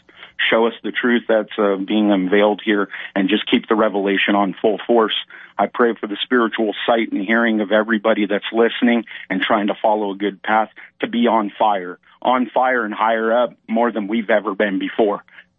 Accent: California, United States; born and raised in Southern California.

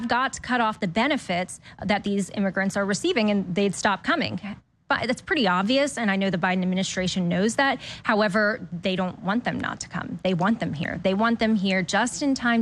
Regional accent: Delaware, United States; moved away as an adult; now in Florida, United States; originally from Delaware. Yep. Now I'm a Florida refugee from Delaware

